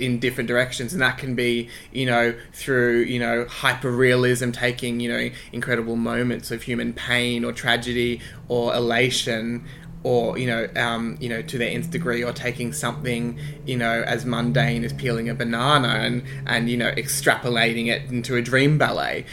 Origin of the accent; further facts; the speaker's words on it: Sydney, New South Wales, Australia; also born or lived in Croydon Park / North Strathfield; i grew up in ashfield in um, the inner west of sydney